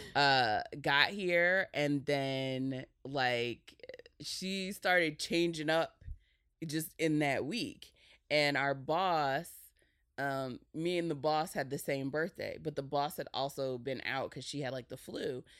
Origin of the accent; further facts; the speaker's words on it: New Jersey, United States; I was raised by my mom in Jersey